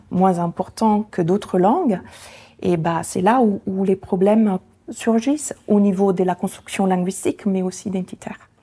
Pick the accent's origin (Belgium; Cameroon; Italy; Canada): Italy; first language Italian; French is a second language; moved away as an adult; now in France; ma langue maternelle, qui est l'italien